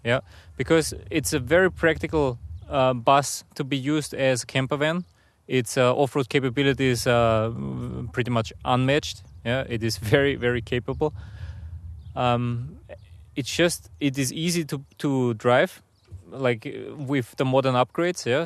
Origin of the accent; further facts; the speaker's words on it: near Salzburg, Austria; moved away as an adult; now in Russia; I'm originally from Austria. So I, I grew up, uh, close to Salzburg, a very nice place where the Alps start